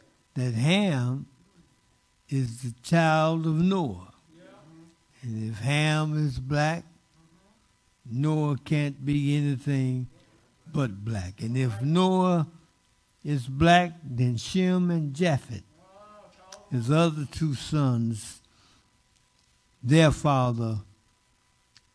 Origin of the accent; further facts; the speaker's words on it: Muskogee, Oklahoma, United States; moved away; also born or lived in Phoenix, Arizona / Texas; mother and father moved to Muskogee, Oklahoma